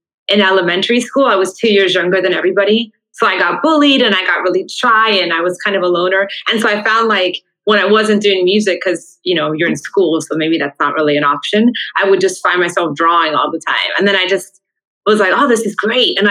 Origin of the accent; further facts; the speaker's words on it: Miami, Florida, United States; my dad came from Havana, Cuba, my mom from Santiago, and then they met in Miami, and I was born in Miami